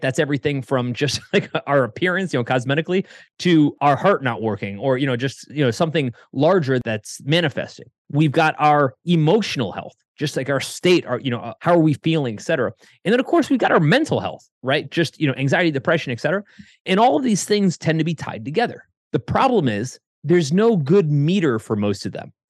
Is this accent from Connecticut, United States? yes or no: yes; Connecticut, United States; moved away as an adult; also born or lived in Ohio; I was living in Ohio, I grew up in Connecticut